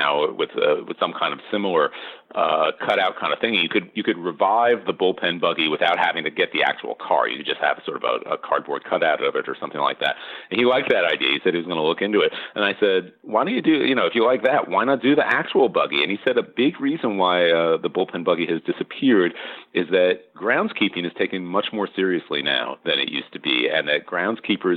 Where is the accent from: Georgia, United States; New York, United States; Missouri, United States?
New York, United States; Long Island; I grew up on Long Island